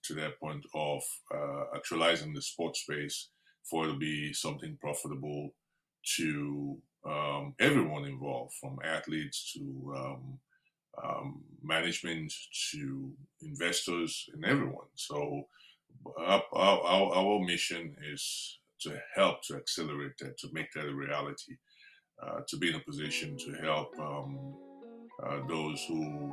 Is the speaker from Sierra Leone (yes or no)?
yes; Sierra Leone; now in United States; I was born in Sierra Leone. I'm a naturalized U.S. citizen as well